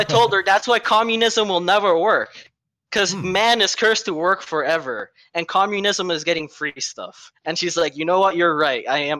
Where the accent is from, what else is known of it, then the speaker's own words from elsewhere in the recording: San Francisco, California, United States; moved away; also born or lived in Costa Rica; I grew up in San Francisco, right?